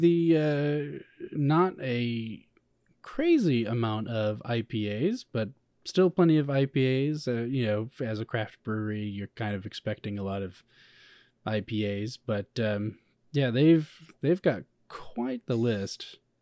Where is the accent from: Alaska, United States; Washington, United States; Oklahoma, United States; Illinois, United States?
Illinois, United States; Chicago; I come from Chicago